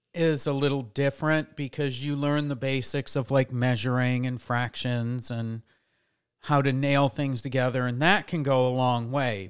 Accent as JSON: {"language": "English", "region": "New York", "country": "United States", "tie": "born or raised there", "moved": "yes", "said": "I grew up in New York, and in New York, uh, they make the guys and the girls take home economics."}